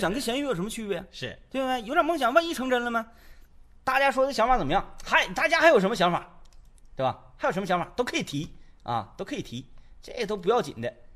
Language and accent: Chinese; Northeast China, China; 我们东北人